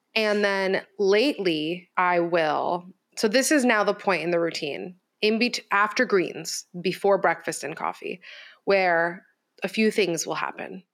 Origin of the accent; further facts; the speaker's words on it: Miami, Florida, United States; I was raised in Miami